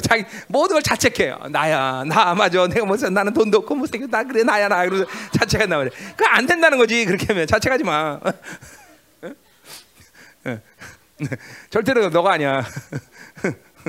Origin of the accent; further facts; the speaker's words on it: Seoul, South Korea; 나도 서울시 종로구 인동이야